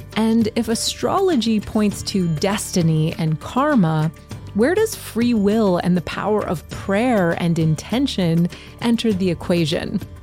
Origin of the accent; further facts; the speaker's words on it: Montreal, Quebec, Canada; I grew up in Montreal.